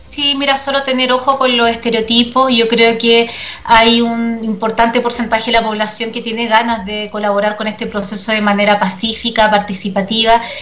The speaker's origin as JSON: {"language": "Spanish", "country": "Chile", "said": "nosotros y nosotras como chilenos y chilenas"}